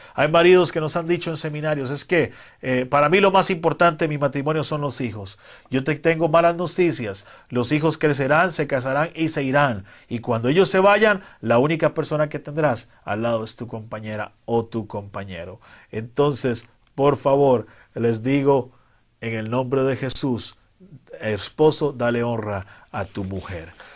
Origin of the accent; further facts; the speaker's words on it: Costa Rica; En mi país, Costa Rica